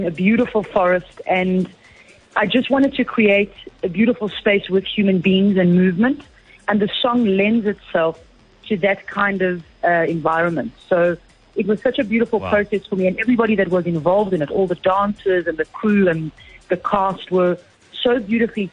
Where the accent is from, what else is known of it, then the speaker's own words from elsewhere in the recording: South Africa; as a South African